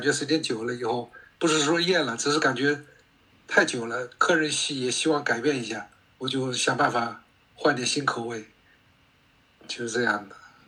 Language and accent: Chinese; Shanghai, China; now in Australia; 我小的时候在上海